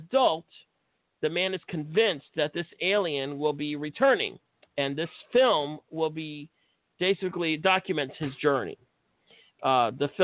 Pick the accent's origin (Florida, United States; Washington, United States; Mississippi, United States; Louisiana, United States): Florida, United States; Tampa; I'm from Tampa